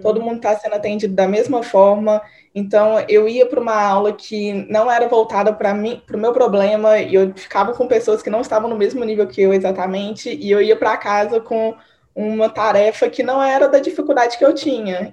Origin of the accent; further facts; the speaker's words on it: Divinópolis, Minas Gerais, Brazil; moved away as an adult; now in Belo Horizonte, Brazil; Eu sou naturalmente de Divinópolis, mas eu moro em BH tem uns seis anos.